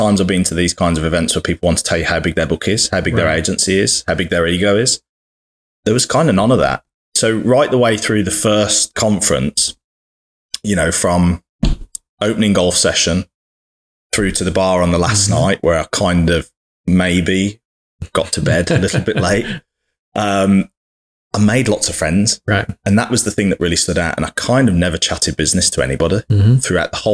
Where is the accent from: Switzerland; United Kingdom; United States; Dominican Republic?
United Kingdom; as a Brit in America